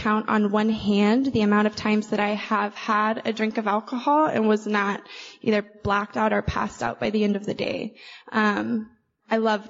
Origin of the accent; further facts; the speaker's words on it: Oklahoma, United States; I'm from Oklahoma, and they call us the buckle of the Bible Belt.